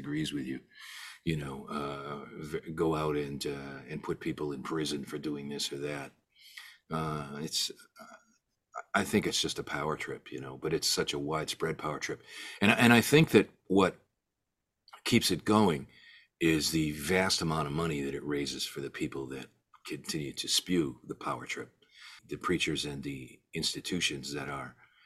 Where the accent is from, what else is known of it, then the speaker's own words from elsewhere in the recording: Southington, Connecticut, United States; also born or lived in New York; now in Delray Beach, United States; I grew up in Southington